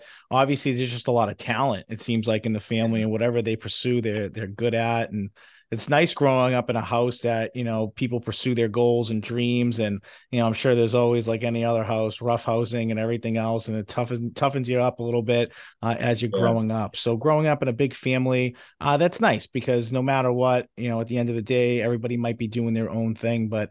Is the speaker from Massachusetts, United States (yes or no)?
yes; Medford, Massachusetts, United States; I'm from Medford myself